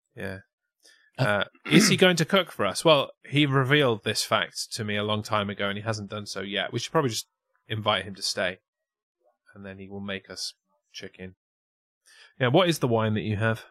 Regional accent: England, United Kingdom; to us as English

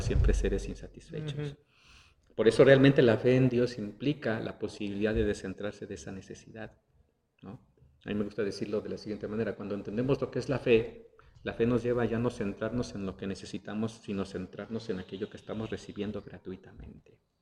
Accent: Mexico; somos eh, como, como, mexicanos, nacimos en el contexto de una cultura católica

